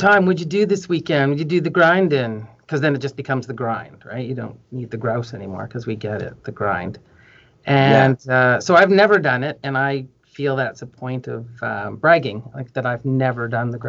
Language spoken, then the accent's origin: English; Vancouver, British Columbia, Canada; I'm one of the very few people originally from Vancouver.